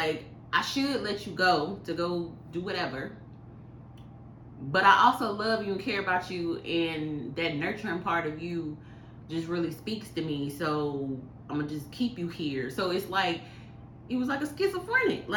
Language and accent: English; the South, United States; I'm from the South